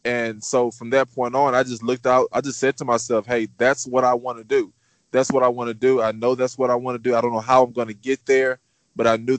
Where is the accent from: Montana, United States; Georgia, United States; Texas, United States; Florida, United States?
Texas, United States; Houston; I am born and raised in Houston, Texas.